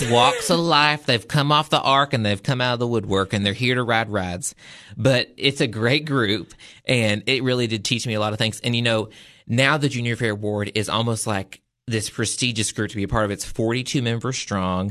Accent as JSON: {"language": "English", "region": "the South", "country": "United States", "said": "I'm from the South"}